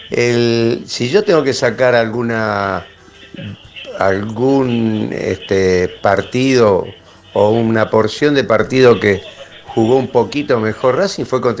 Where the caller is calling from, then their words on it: Escalada, Buenos Aires Province, Argentina; de Escalada.